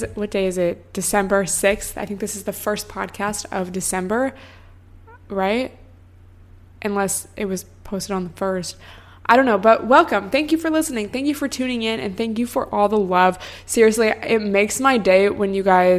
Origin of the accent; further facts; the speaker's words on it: near Seattle, Washington, United States; now in Los Angeles, United States; I grew up near Seattle where it rains all the time